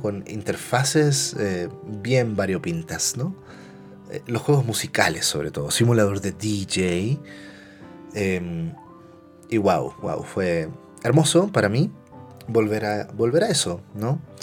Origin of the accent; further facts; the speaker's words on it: Concepción, Biobío, Chile; soy chileno y eh, nací en los 80. ¿va? Eh, entonces cuando niño me tocó ir a muchos salones de maquinitas. Y en la ciudad de Concepción